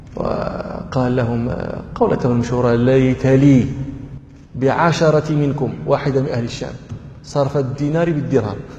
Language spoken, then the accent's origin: Arabic; Morocco; عندنا في المغرب